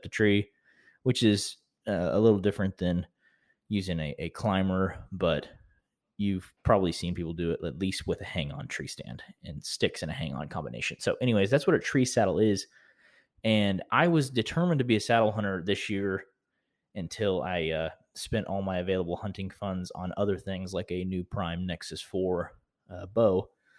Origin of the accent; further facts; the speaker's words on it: Vinita, Oklahoma, United States; his brother Cooper, who I grew up knowing in Vinita, Oklahoma, where I'm from